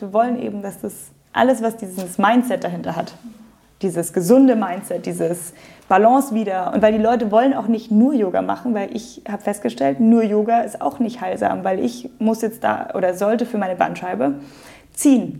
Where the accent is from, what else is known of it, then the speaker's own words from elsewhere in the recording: Munich, Bavaria, Germany; Also ich bin Münchnerin, meine Eltern sind in München geboren, sogar die Großeltern. Also ich bin Aha, so durch und durch Münchner Kindel